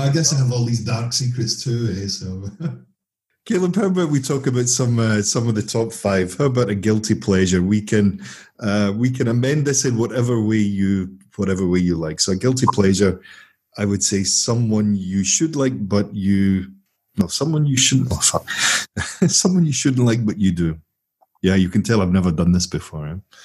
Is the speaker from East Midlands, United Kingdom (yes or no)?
no; Glasgow, Scotland, United Kingdom; Speaking as a Glaswegian myself